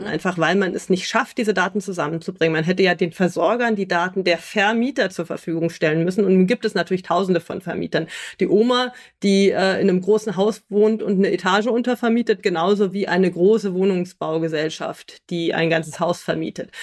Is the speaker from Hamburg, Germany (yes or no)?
yes; Hamburg, Germany; moved away as an adult; also born or lived in Rendsburg / Berlin / Alicante / Brussels; now in Nuremberg, Germany; bin ich in Rendsburg geboren, aber in Hamburg aufgewachsen